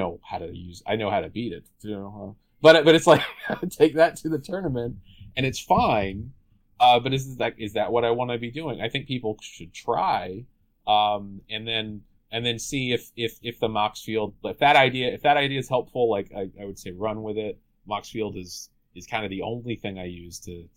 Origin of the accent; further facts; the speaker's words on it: North Carolina, United States; I'm from North Carolina